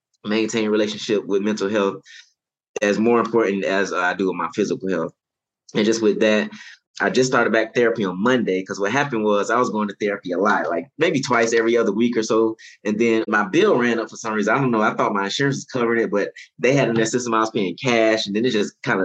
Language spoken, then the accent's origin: English; Daytona Beach, Florida, United States; now in Lafayette, United States; I'm originally from Daytona Beach, Florida